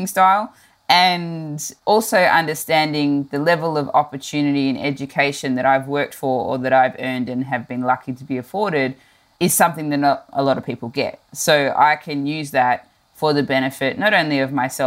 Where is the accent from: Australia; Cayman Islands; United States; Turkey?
Australia; Melbourne, Victoria; I grew up in the southeastern suburbs of Melbourne, in a suburb called Dandenong